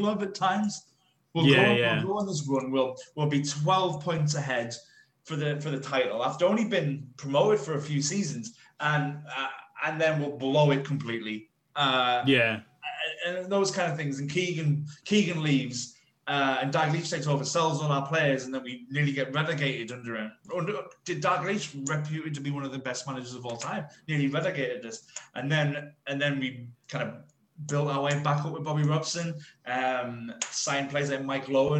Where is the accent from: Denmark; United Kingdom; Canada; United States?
United Kingdom; Durham, North East England; I'm from Durham, so like, when I went from in Durham, you were kind of like you grew up being a Newcastle fan